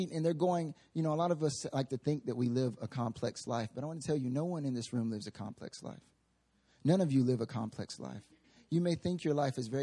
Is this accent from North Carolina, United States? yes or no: yes; North Carolina, United States; moved away as an adult; now in Seoul, South Korea; I'm from the South, right? I'm from North Carolina, the southeastern United States.